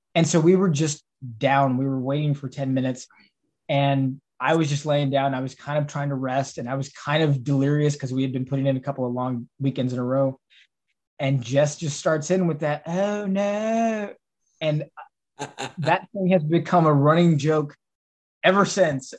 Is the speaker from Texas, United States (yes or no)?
yes; Texas, United States; now in Pittsburgh, United States; I'm from Texas